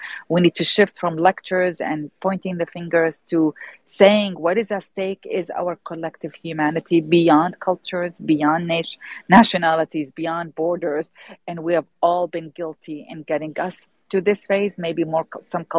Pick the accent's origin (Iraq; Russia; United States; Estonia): Iraq; I'm born and raised in Iraq